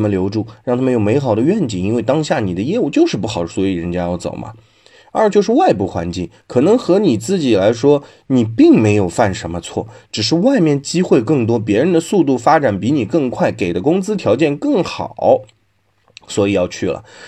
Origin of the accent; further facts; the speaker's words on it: China; 但是要这样看啊，我们中国人其实还是 比较守旧的，比较不喜欢大动静、大变化的。